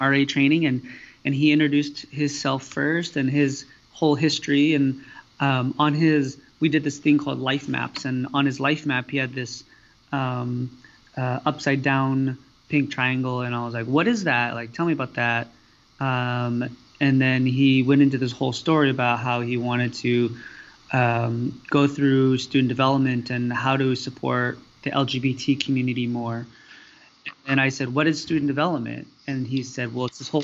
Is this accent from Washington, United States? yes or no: yes; Whidbey Island, outside Seattle, Washington, United States; also born or lived in Cambodia; I was actually adopted when I was 4 from Cambodia. And I grew up outside the Seattle area on an island called Whidbey Island, where I went to school and everything, K through 12.